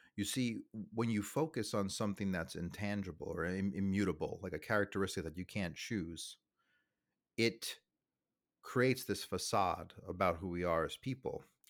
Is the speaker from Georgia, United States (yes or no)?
no; New York City, New York, United States; moved away; I'm from New York City. I'm from the suburbs of New York City. Beautiful town called Staten Island